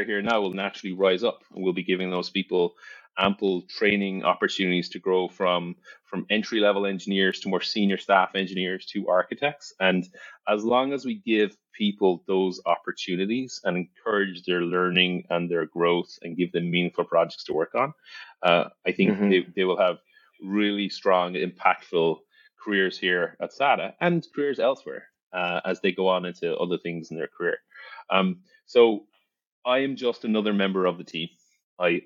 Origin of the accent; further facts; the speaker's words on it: County Cork, Munster, Ireland; moved away as an adult; also born or lived in Dublin, Ireland / New York, United States; now in Texas, United States; I grew up in Ireland. I actually grew up in the services business. I grew up in the family business, in the family pub and restaurants, Hearns, County Cork